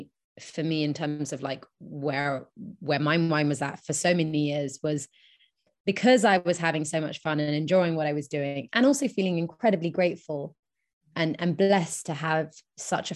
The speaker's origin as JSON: {"language": "English", "region": "England", "country": "United Kingdom", "tie": "born or raised there", "moved": "as an adult", "lives_now": "New York, United States", "said": "I'm born in England"}